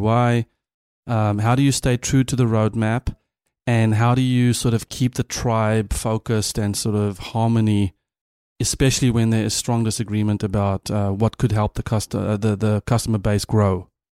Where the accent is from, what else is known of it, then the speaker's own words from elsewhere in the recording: South Africa; as a South African